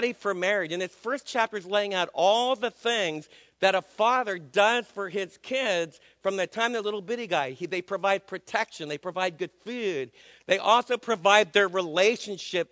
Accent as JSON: {"language": "English", "country": "United States", "said": "as American dads"}